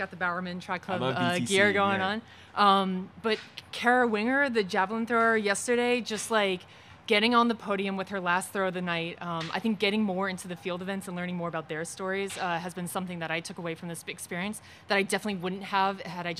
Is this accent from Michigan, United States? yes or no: no; Washington, District of Columbia, United States; I'm from DC.